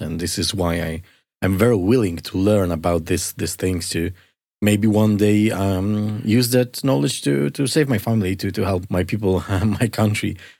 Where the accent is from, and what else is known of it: Poland; moved away